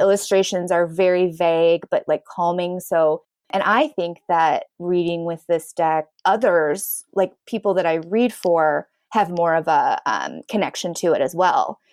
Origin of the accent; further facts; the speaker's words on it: Chicago, Illinois, United States; I'm born and raised in south suburbs of Chicago